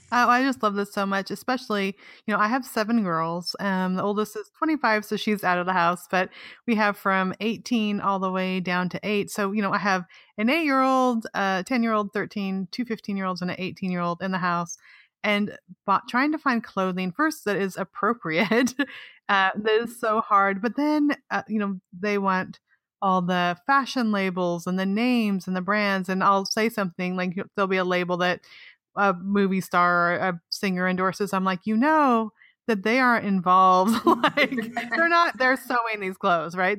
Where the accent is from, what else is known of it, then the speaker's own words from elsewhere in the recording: Weed, California, United States; I'm from Weed, California. I grew up in weed, not on weed, but the best part is that I went to Weed High.